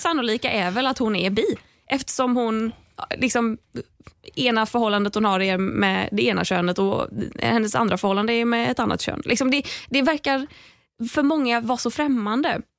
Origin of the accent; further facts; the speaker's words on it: Gothenburg, Västra Götaland, Sweden; moved away; när jag var hemma i Göteborg